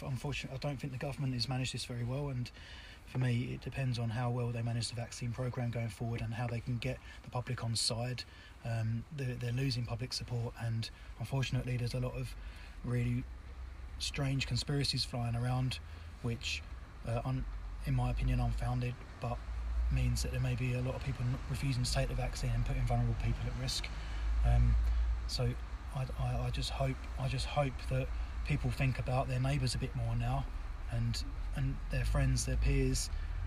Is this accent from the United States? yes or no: no; Southend-on-Sea, East of England, United Kingdom; I'm from Southend